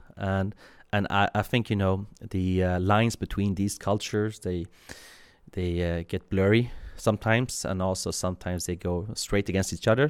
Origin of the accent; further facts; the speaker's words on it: Sweden; also born or lived in Iran / Kurdistan, Iraq; I was born in Iran, uh, literally on the way to Sweden.